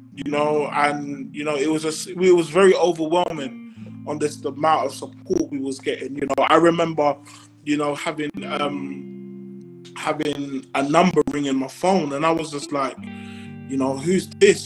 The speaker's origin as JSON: {"language": "English", "region": "London", "country": "United Kingdom", "said": "I'm from Brixton"}